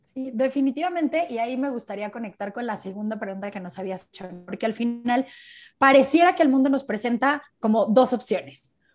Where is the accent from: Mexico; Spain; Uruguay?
Mexico; soy mexicana